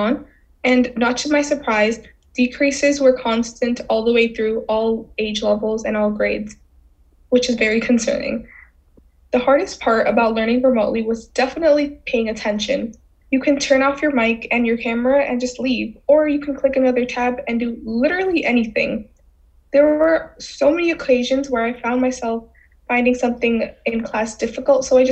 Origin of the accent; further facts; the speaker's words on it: New York City, New York, United States; also born or lived in Bangladesh; I grew up in the Bronx, surrounded by mostly other Bengali people